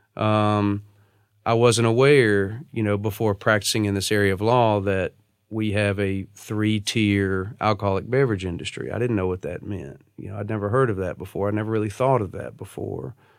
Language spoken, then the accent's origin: English; Natchitoches, Louisiana, United States; moved away as an adult; also born or lived in New Orleans, Louisiana; now in Nashville, United States; I grew up in Natchitoches, Louisiana, uh, which is located in Northwest Louisiana